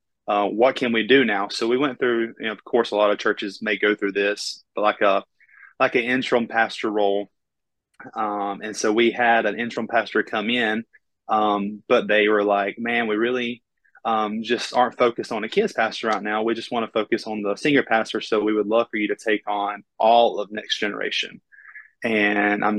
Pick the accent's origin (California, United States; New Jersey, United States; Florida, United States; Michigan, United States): Florida, United States; accent: Southern; now in Panama City, United States; I was actually born in a really small rural town. There was actually only 1,500 people in the town that I was, grew up